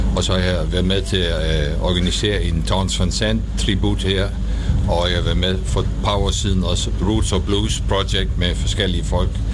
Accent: Netherlands; Danish is a second language; moved away as an adult; also born or lived in Denmark; Altså, jeg er hollænder. Jeg har boet i Danmark i halvfjerdserne, så jeg taler dansk.

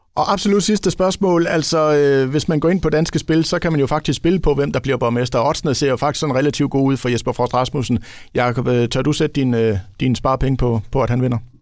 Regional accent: Ribe, Southern Denmark, Denmark; jeg kommer jo selv fra Ribe

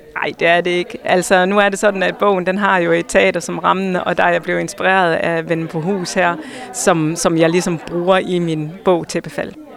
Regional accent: Hjørring, North Denmark Region, Denmark; jeg er opvokset i Jørgen, og jeg elsker byen

